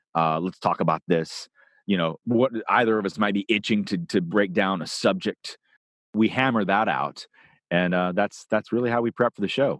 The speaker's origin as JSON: {"language": "English", "town": "Nashville", "region": "Tennessee", "country": "United States", "tie": "born or raised there", "also_born_or_lived": "Los Angeles", "moved": "yes", "said": "growing up in Nashville"}